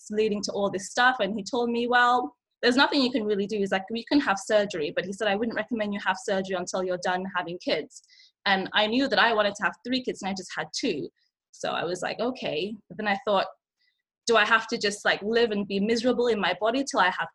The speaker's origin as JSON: {"language": "English", "region": "England", "country": "United Kingdom", "tie": "born or raised there", "also_born_or_lived": "Nigeria", "second_language": "English", "moved": "as an adult", "lives_now": "Yellowknife, Canada", "said": "I moved to England when I was 5. So I was I didn't speak English. I was straight out of Nigeria, put in an English school in the city I lived in."}